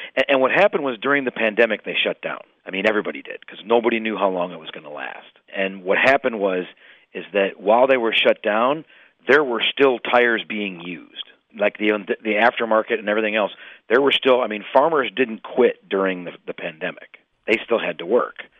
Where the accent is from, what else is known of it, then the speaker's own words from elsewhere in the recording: Illinois, United States; I'm from Illinois